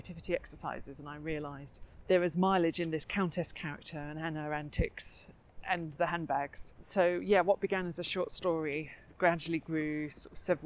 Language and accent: English; Dunstable, East of England, United Kingdom; moved away as an adult; also born or lived in London; now in Ampthill, United Kingdom; I grew up in Bedfordshire